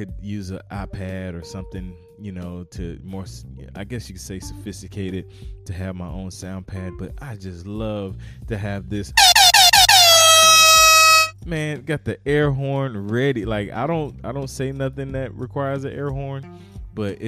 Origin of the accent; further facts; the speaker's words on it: North Carolina, United States; moved away as an adult; also born or lived in Fayetteville, North Carolina; I moved from South Carolina to North Carolina, back home, home state.